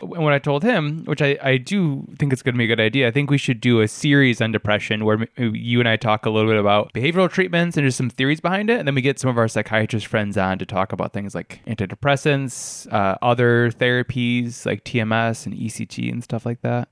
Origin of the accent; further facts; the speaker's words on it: New York, United States; where I grew up in New York